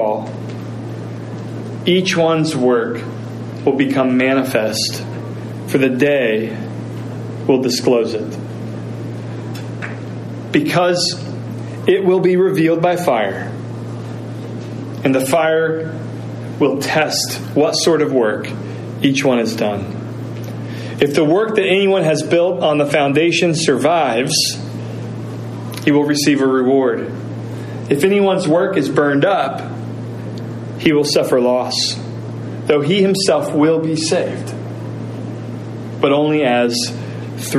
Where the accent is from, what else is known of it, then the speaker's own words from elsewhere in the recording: Indiana, United States; moved away; I'm a Hoosier. I was raised in Indiana.